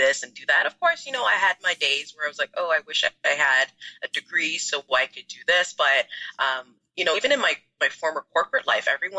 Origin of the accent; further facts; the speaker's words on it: Toronto, Ontario, Canada; also born or lived in Ghana; I'm from Ghana, so that's where I was born. I immigrated to Canada when I was about 3 years old. So I live in the Greater Toronto area